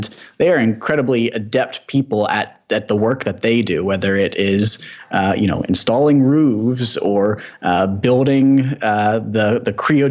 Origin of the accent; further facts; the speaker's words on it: Ann Arbor, Michigan, United States; I'm from Ann Arbor here